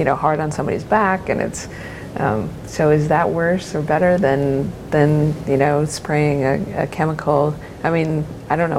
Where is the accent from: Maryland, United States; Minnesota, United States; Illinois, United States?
Minnesota, United States; also born or lived in Los Gatos, California; now in Oregon, United States; I grew up in Minnesota, so not really a very wine state